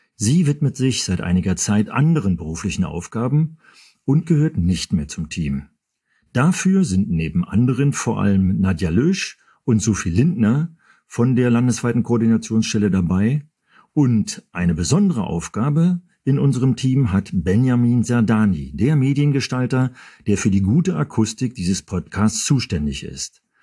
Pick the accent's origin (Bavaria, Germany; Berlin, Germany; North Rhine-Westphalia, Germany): Berlin, Germany; als Berliner